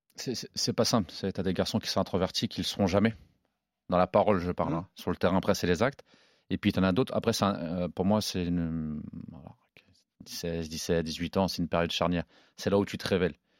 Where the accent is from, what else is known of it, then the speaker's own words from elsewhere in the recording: Normandy, France; also born or lived in Évreux / Caen; on est normand